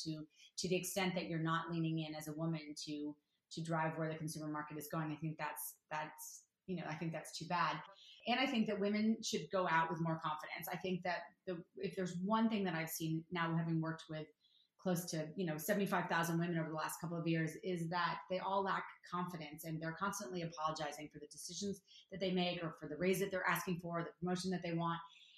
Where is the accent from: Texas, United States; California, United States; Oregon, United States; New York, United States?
New York, United States; New York City; now in Los Angeles, United States; I'm a diehard New Yorker. I grew up in New York City.